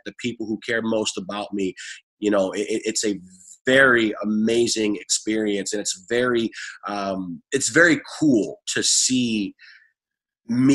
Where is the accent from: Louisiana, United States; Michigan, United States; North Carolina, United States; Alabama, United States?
Michigan, United States; Detroit; also born or lived in Ann Arbor, Michigan; As a native Detroiter, I grew up reading the sports pages of the Detroit News